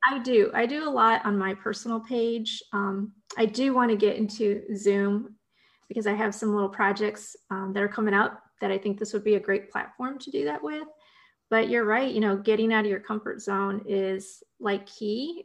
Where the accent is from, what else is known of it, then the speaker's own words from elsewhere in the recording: Ohio, United States; moved away; I got my start in newspaper writing back in my home state of Ohio.